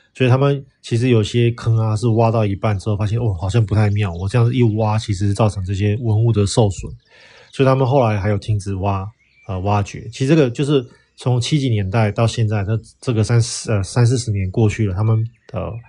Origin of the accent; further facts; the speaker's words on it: Taiwan; now in Xi'an, China; 我们台湾人